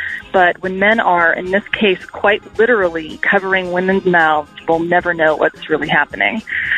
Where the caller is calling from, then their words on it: Austin, Texas, United States; Hi, this is … I'm calling from Austin, Texas.